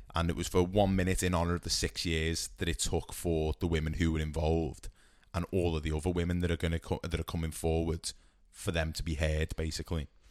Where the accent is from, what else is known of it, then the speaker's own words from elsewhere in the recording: United Kingdom; for us as as British football fans